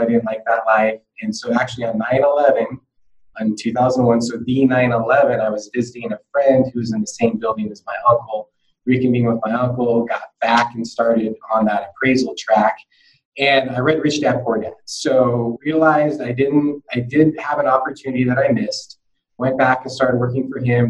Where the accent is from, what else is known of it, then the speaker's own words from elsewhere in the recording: Salem, Oregon, United States; also born or lived in Portland; as a kid growing up in Salem